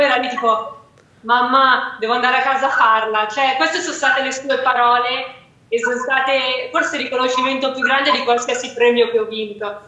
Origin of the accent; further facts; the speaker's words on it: Fagnano Olona, Lombardy, Italy; Fagnano Lona, che è il mio paese dove vivo, dove sono nata